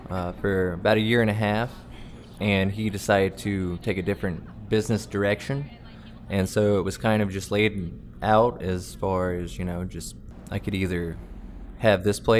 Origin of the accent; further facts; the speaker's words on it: Canton, Georgia, United States; also born or lived in Woodstock, Georgia; I am originally from Woodstock, but I've lived in Canton for probably 25 of the 32 years I've been on Earth.